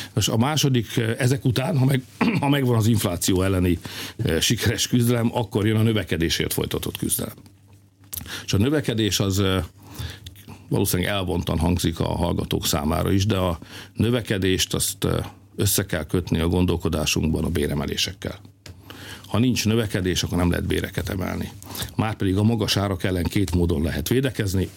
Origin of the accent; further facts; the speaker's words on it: Hungary; mi magyarok vagyunk